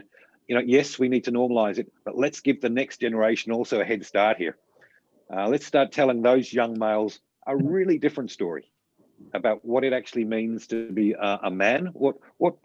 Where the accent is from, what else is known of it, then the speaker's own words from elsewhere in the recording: Australia; as Australian males